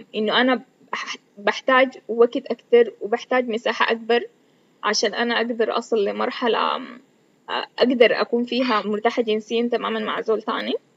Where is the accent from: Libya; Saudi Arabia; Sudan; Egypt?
Sudan; كوني بنت سودانية وعايشة في السودان